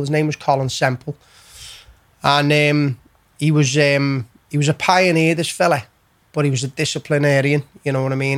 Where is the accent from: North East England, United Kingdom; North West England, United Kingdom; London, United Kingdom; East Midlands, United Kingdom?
North West England, United Kingdom; Liverpool; also born or lived in County Road, Liverpool / Texas; we built a house in Keswick Way, in Bowring Park in L16. Um, so we moved there